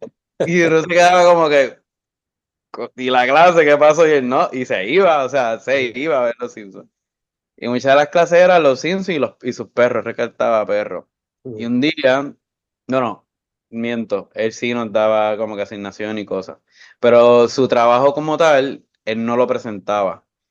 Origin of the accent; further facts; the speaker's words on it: Bayamón, Puerto Rico; Yo soy de Bayamón Estudié en escuela privada y después pública.